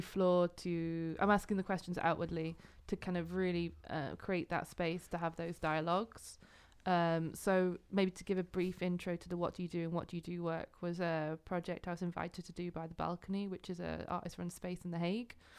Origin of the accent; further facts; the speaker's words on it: Yorkshire and the Humber, United Kingdom; moved away as an adult; also born or lived in Glasgow, Scotland; now in Netherlands; I'm originally from England, uh, from North Yorkshire